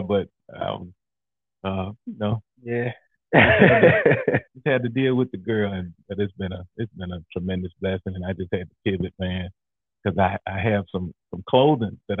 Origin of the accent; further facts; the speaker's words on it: Louisiana, United States; now in DeSoto, United States; I'm from Louisiana, but I'm currently a Texan now.